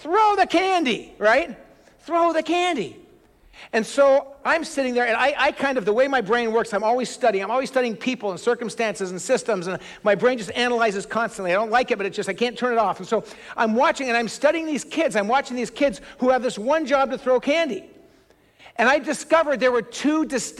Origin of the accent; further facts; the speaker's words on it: outside of Los Angeles, California, United States; moved away as an adult; also born or lived in West Michigan; We just lived where we lived, kind of in the sprawl outside of Los Angeles. That's where I grew up